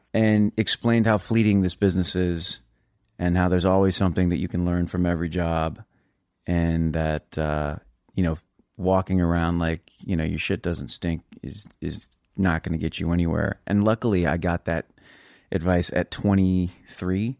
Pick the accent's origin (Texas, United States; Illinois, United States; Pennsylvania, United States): Texas, United States; San Antonio; I'm from Texas.